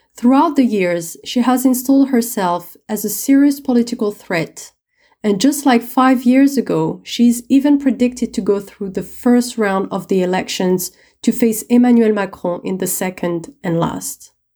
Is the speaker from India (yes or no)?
no; Lyon, Auvergne-Rhône-Alpes, France; My hometown, Lyon